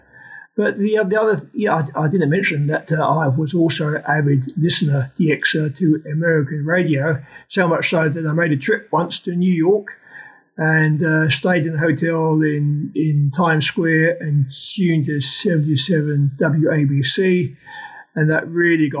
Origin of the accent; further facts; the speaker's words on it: London, United Kingdom; growing up in London back in the day